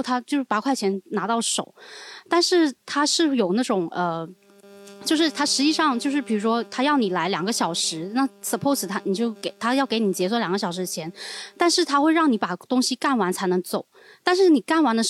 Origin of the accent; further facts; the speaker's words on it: Guangdong, China; accent: Cantonese; 但是像我们会讲广东话的还好一点，因为他知道你听得懂，他就不太敢骂你。